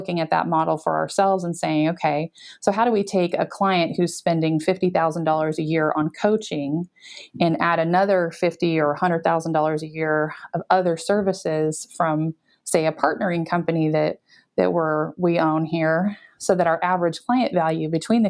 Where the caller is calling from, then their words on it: Topeka, Kansas, United States; We're in Topeka, Kansas. We're right in the middle of the country.